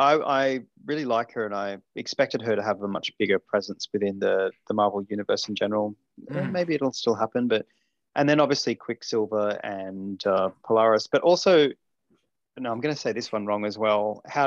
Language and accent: English; Australia; but I'm Australian, so I get away with it.